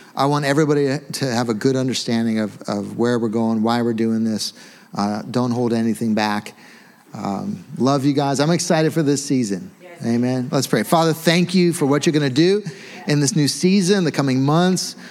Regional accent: United States; we're American

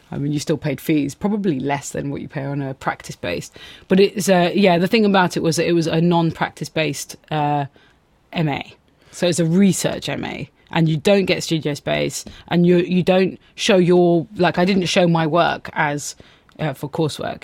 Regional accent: Athens, Attica, Greece; now in London, United Kingdom; growing up in Greece

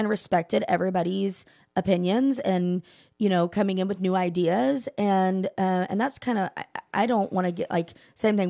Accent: Keller, Texas, United States; I'm from Keller

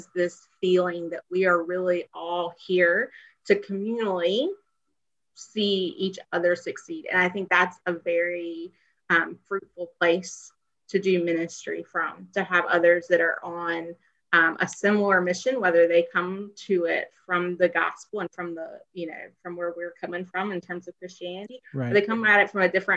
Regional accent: the South, Southern United States, United States; as a Southerner, as a woman

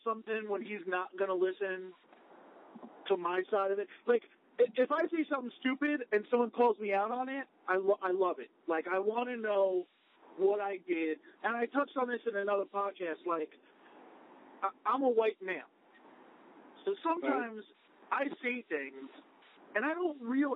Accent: United States; I'm American

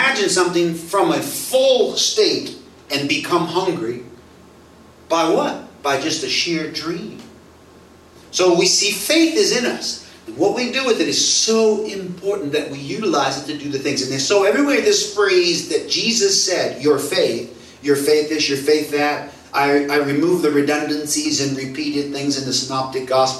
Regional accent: United States; now in Singapore; I'm an American

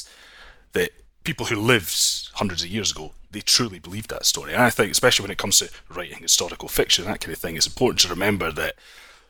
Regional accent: Scotland, United Kingdom; being Scottish

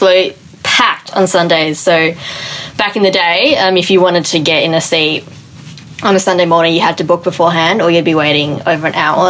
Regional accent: Adelaide, South Australia, Australia; I grew up in Adelaide my entire life.

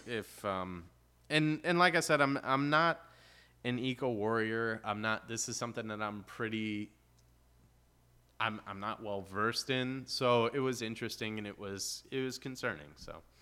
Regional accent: Chicago, Illinois, United States; moved away; also born or lived in Gulf coast (Highway 98); growing up in Chicago, we, like, we're by the lake

